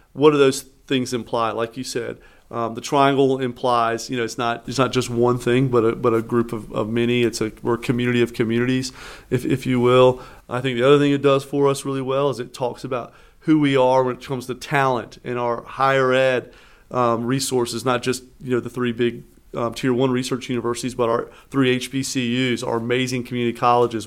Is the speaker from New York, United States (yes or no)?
no; Eastern North Carolina, United States; now in Raleigh, United States; I was born in Eastern North Carolina, came here for school